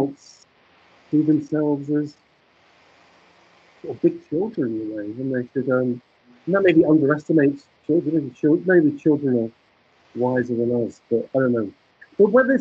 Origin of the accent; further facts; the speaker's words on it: England, United Kingdom; the world that I grew up in England in the 1960s